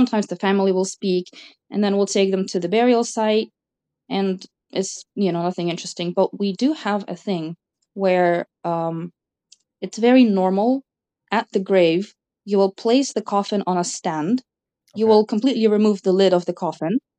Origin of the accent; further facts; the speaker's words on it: Cyprus; I grew up in Cyprus, but ethnically I'm Russian